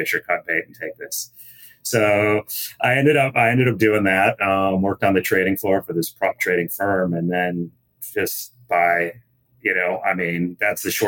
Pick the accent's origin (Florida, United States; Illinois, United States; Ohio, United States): Illinois, United States; Chicago; I grew up in the Chicago area